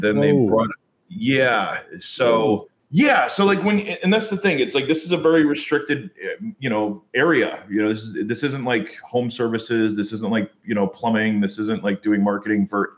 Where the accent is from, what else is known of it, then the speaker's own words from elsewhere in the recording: United States; moved away; also born or lived in New York; growing up in New Jersey and New York